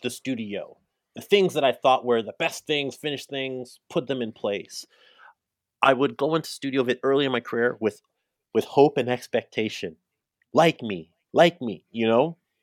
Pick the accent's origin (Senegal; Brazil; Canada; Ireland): Canada; I'm African Canadian, I'm Caribbean Canadian